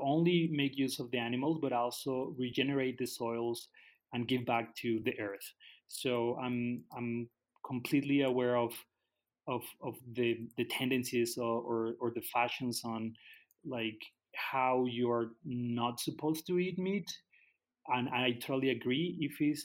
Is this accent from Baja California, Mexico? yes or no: no; Guadalajara, Jalisco, Mexico; moved away as an adult; also born or lived in Canada; now in Tala, Mexico; I grew up in the city, so I grew up in Guadalajara. When I was 20, I moved to Canada